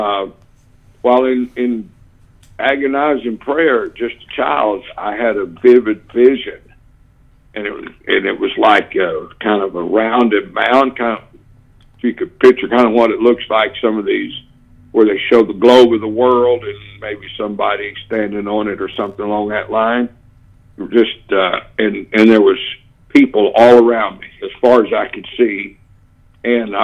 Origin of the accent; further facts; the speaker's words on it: Tulsa, Oklahoma, United States; I grew up in the First Apostolic Church in Tulsa, Oklahoma